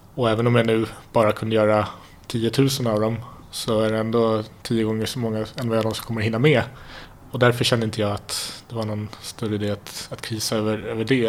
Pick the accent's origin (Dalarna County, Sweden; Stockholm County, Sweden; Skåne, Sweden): Stockholm County, Sweden; Stockholm; Jag är stockholmare. Eh, född i eh, Mälarhöjden. I ett litet villasamhälle där, där eh, väldigt trygg uppväxt